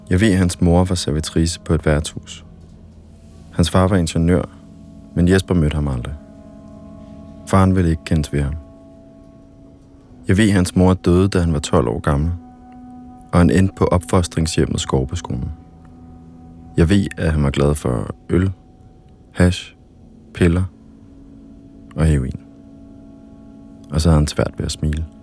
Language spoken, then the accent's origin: Danish; Helsingør, Capital Region of Denmark, Denmark; moved away; Jeg kommer fra Helsingør af. Nå, okay. Jeg har boet her i 44